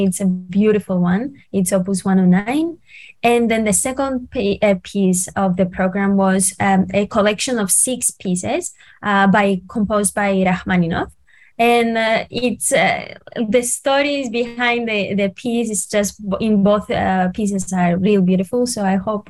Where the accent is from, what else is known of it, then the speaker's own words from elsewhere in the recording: Cyprus; first language Greek; English is a second language; moved away; I'm from Cyprus. That's why you can see I have the accent